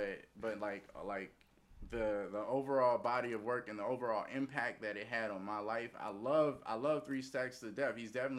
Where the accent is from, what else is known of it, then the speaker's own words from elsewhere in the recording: Savannah, Georgia, United States; I'm from Savannah.